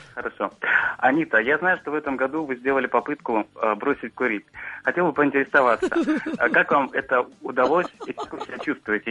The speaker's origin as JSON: {"language": "Russian", "region": "Moscow", "country": "Russia", "said": "я из Москвы"}